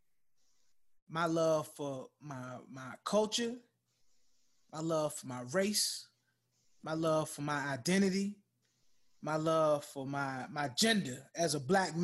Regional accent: United States; I love being an American

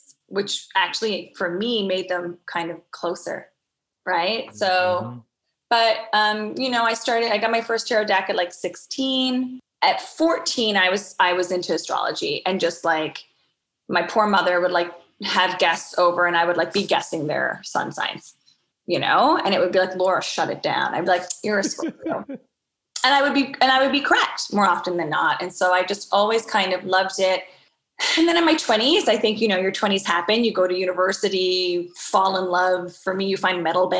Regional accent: Newfoundland and Labrador, Canada; growing up in Newfoundland, it really is a magical space

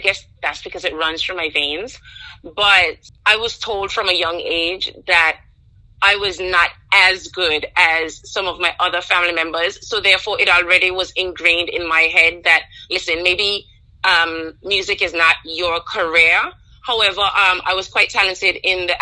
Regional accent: Anguilla; growing up in Anguilla, I could definitely say one thing that stands out is how close-knit the community was

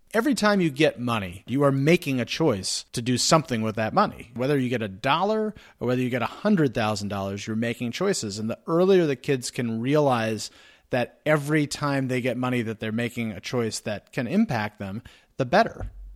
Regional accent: New Jersey, United States; I'm from New Jersey

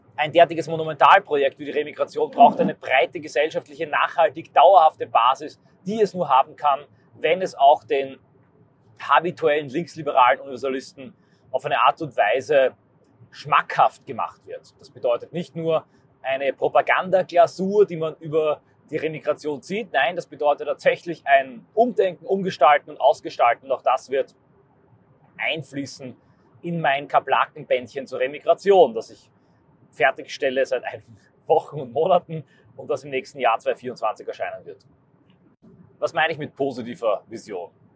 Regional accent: Austria; meine Heimat Österreich

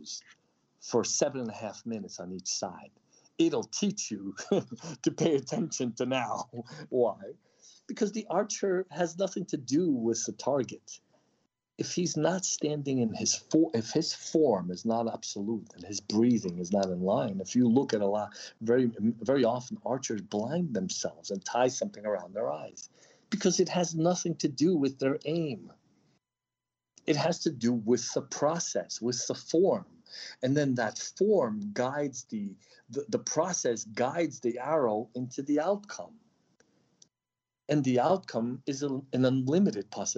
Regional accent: Odesa, Odesa Oblast, Ukraine; moved away; also born or lived in New York / Taos, New Mexico; I'm a New Yorker. I came from Odessa.

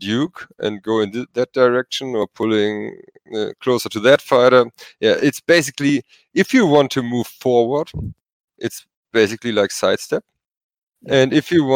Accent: Germany; first language German; English is a second language; German is not my mother tongue.

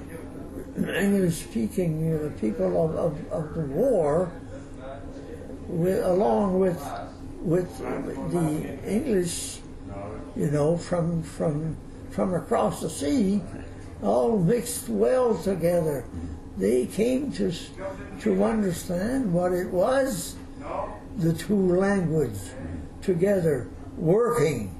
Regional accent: Moncton, New Brunswick, Canada; I was born in Moncton, New Brunswick

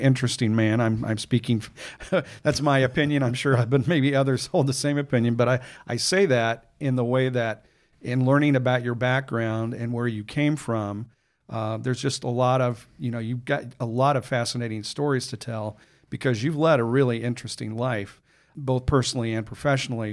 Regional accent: Chicago, Illinois, United States; I'm from Chicago and we don't always get a lot of sun up there

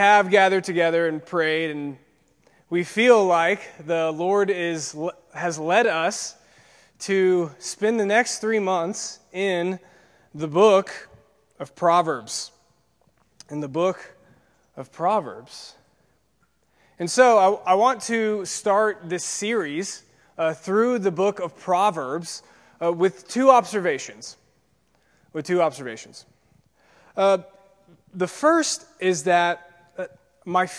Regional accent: Peachtree City, Georgia, United States; I grew up in Peachtree City, Georgia. It's just south of Atlanta, in the burbs

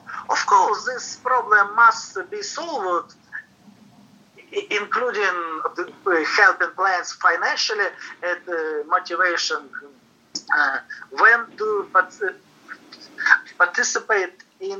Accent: Krasnoyarsk, Krasnoyarsk Krai, Russia; In my hometown, Krasnoyarsk, which is Siberia

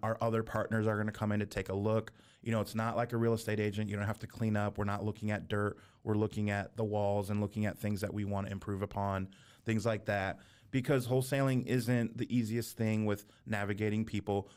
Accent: near San Francisco, California, United States; we're from California. I was born near San Francisco.

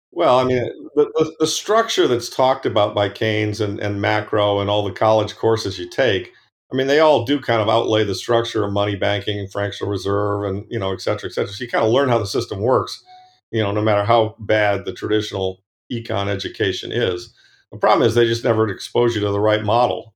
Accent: Ann Arbor, Michigan, United States; moved away; I, I grew up in the Midwest, Ann Arbor

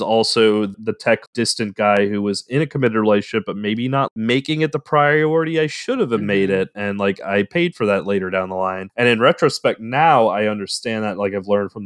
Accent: New Orleans, Louisiana, United States; I was in high school and I grew up in New Orleans

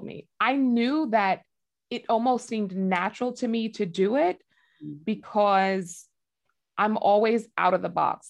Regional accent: New York, United States; growing up in New York, we were raised in, it was like a mixed community

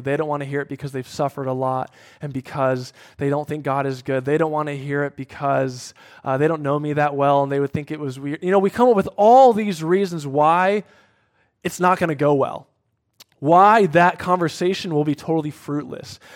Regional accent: Cincinnati, Ohio, United States; moved away; my hometown Bengals

